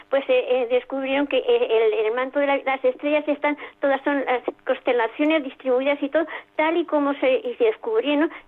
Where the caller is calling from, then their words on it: Zaragoza, Aragon, Spain; Buenas noches, soy … de Zaragoza.